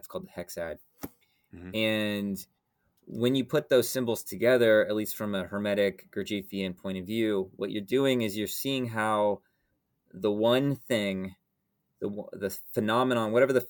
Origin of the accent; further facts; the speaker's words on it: Atlanta, Georgia, United States; like I grew up in Atlanta, Georgia, and I sort of felt like everything was like a giant mall, right?